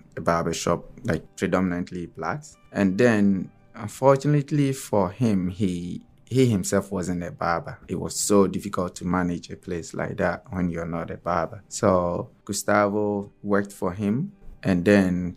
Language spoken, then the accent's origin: English; Ghana; moved away as an adult; also born or lived in Toronto, Canada / Newfoundland, Canada; now in St. John's, Canada; back in Ghana, where I'm from, I grew up in a big city and I lived in a big city. Population of almost 4 million.